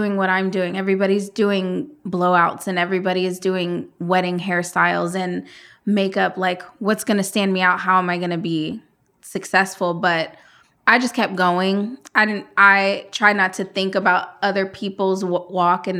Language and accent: English; Columbus, Ohio, United States; also born or lived in Phoenix, Arizona; That's where I was born. I was raised here in Columbus.